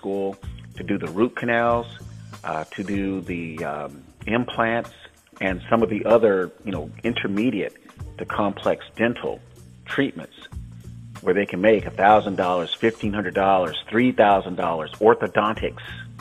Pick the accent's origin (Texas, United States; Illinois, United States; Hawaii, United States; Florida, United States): Florida, United States; Tampa; also born or lived in San Francisco, California / Los Angeles, California; now in Northern California, United States; my hometown of Tampa, Florida